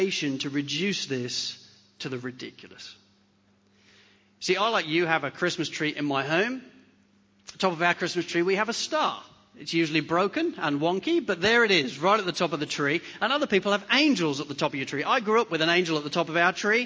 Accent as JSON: {"language": "English", "region": "England", "country": "United Kingdom", "moved": "yes", "lives_now": "Hornsby, Australia", "said": "I'm English"}